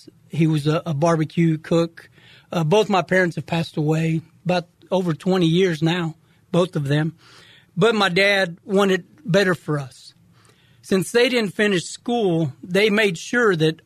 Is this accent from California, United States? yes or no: no; Houston, Texas, United States; also born or lived in Kingsville, Texas; I was born in Kingsville, Texas, just south of Corpus, and my family, we moved to Houston probably when I was 6 months old